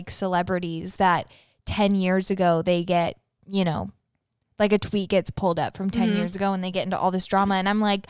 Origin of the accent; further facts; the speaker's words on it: the South, United States; We grew up in the South